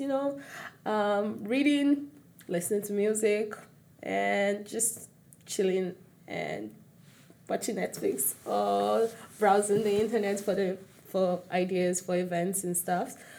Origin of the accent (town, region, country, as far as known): Lagos, Nigeria; born or raised there; also born or lived in Osun State